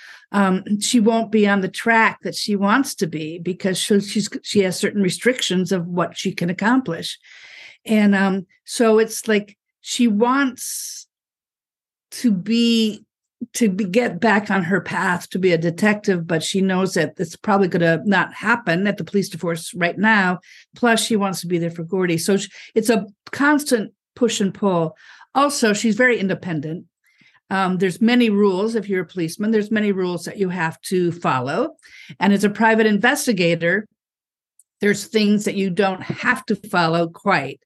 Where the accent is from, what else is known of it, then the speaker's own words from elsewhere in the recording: Fargo, North Dakota, United States; I grew up in Fargo, North Dakota